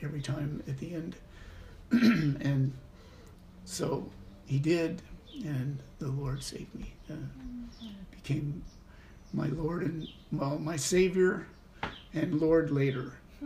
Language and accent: English; Idaho, United States; also born or lived in Corvallis, Oregon; I was born in Corvallis, and then we moved to Idaho